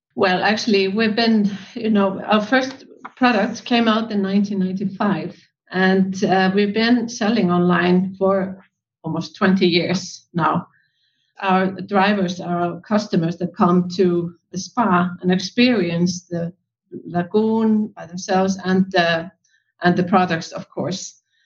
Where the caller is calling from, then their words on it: Iceland; we are calling in from Iceland